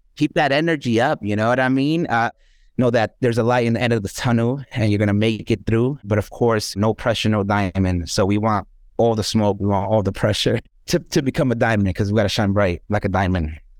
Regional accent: New York City, New York, United States; I was born and raised here in the South Bronx

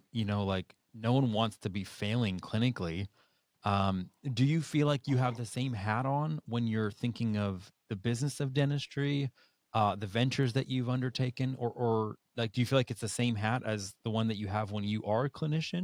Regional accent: New Hampshire, United States; Growing up in New Hampshire, I started skiing when I was 4 years old

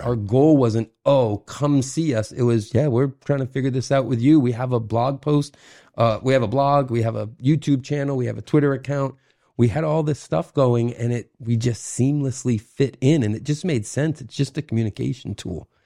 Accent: Kennebunkport, Maine, United States; moved away as an adult; also born or lived in Boston / New York; born and raised in Kennebunkport area, so restaurants were always my life

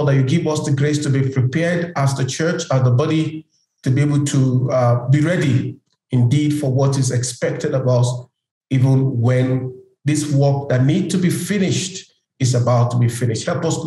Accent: Nigeria; now in Kenya; I live in Kenya, but I'm a Nigerian

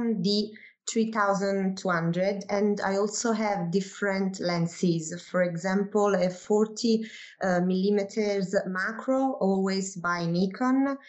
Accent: Naples, Campania, Italy; I come from Naples in southern Italy.

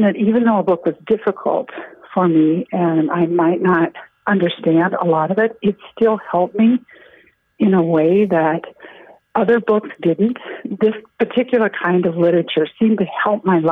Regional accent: Nebraska, United States; now in Crosby, United States; I'm from Nebraska

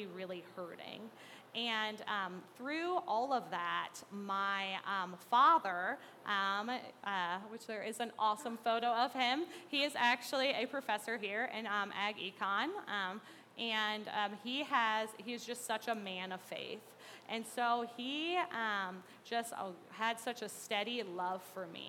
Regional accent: Mahomet, Illinois, United States; I grew up in Mahomet

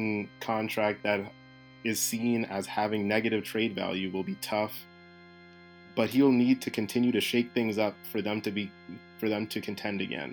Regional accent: Boston, Massachusetts, United States; the Boston Celtics, my hometown team

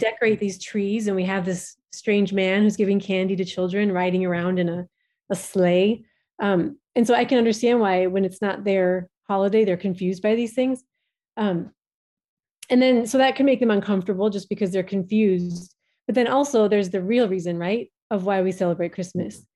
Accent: Minnesota, United States; moved away as an adult; now in Djibouti; we are originally from Minnesota in the United States

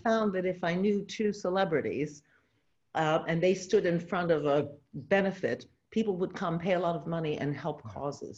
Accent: New York City, New York, United States; moved away as an adult; I was born in New York City

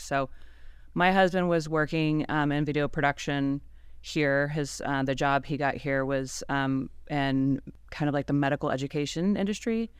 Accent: Ohio, United States; now in Fort Worth, United States; I'm originally from Ohio

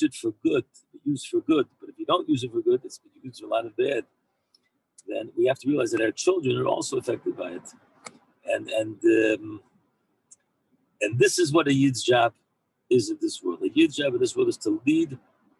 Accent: Maryland, United States; now in Israel; I'm from Maryland

